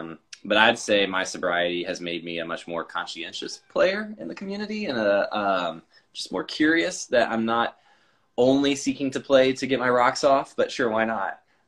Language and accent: English; San Antonio, Texas, United States; So I would say, while the official politics of my home state, and maybe to some degree my hometown, was a bit of a fuck you, the reality, like, San Antonio has a huge punk scene